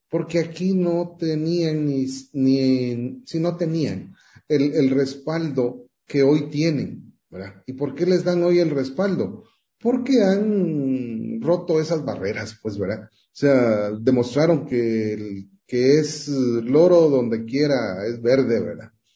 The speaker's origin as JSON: {"language": "Spanish", "country": "Guatemala", "said": "soy guatemalteco"}